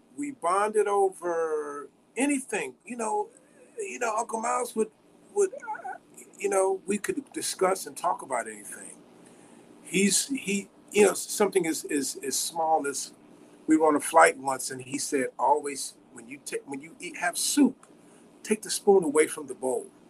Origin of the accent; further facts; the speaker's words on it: Chicago, Illinois, United States; Growing up in Chicago